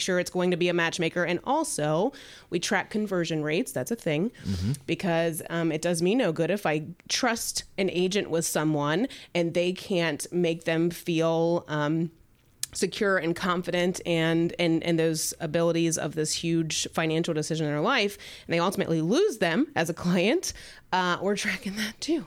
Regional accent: the South, United States; moved away; I'm from the South

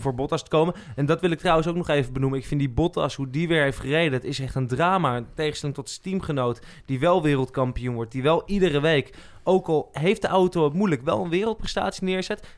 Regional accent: Netherlands

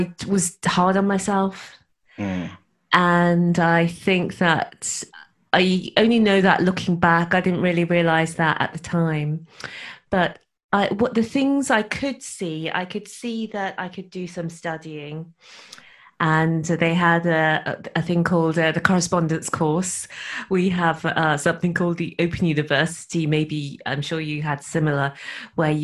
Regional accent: Birmingham, West Midlands, United Kingdom; moved away as an adult; also born or lived in Dorset; now in Wales, United Kingdom; I was born in Dorset, which is in the southeast, but I grew up in Birmingham, which is a big city in the middle of England

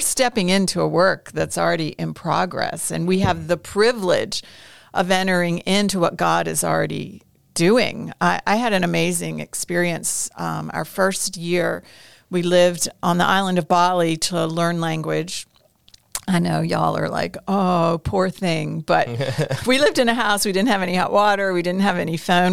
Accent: United States; moved away as an adult; also born or lived in Indonesia / Jerusalem / Iraq

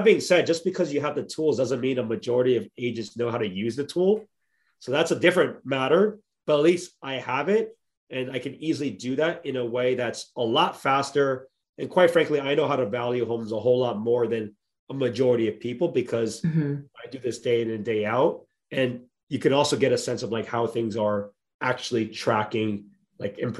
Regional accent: Bay Area, California, United States; I'm born and raised in the Bay Area

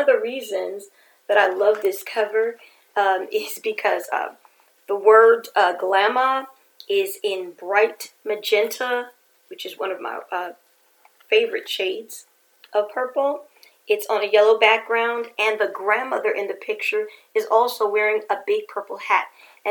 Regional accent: New York City, New York, United States; growing up in New York City

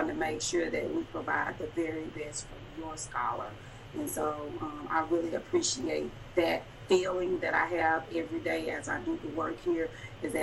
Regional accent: Dallas, Texas, United States; I'm from Dallas, Texas

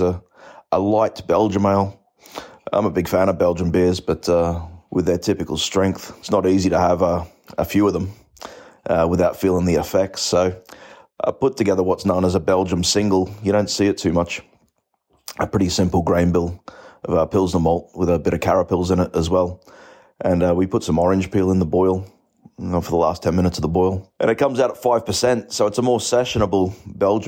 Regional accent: Australia; moved away as an adult; now in Belfast, United Kingdom; You can probably tell from my accent, I'm not from Belfast, but originally from Australia, having settled here for about 13 years

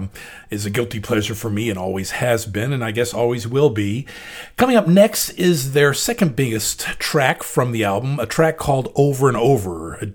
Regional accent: Memphis, Tennessee, United States; the stations I grew up with in Memphis, Tennessee, WKDJ in particular, an AM R&B station

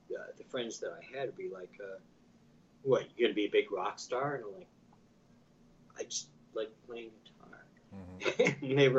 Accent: Imperial Beach, California, United States; I grew up in Imperial Beach

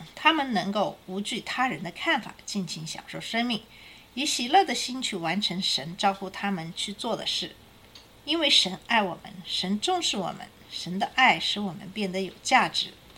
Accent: China; 我们中国人

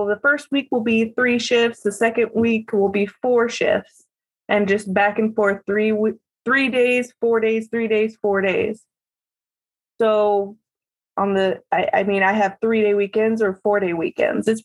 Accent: Salem, Oregon, United States; I live in Salem, Oregon. I was born and raised here.

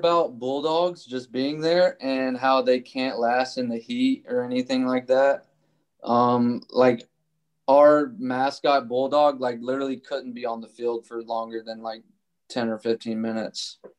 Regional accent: Louisiana, United States; moved away as an adult; also born or lived in Tennessee / Kentucky; So I was born in Tennessee and then I moved to Kentucky until I was in second grade. And then we moved to Louisiana. And so from second grade on, I grew up in Louisiana.

